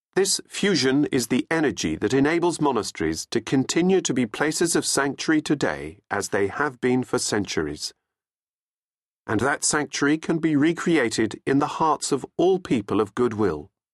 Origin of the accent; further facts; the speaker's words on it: England, United Kingdom; also born or lived in Australia; I was born in Australia to Australian parents with no English connections, but following my father's appointment to be managing director of an Australian company based in England, we emigrated to England, along with my three elder brothers, when I was still a baby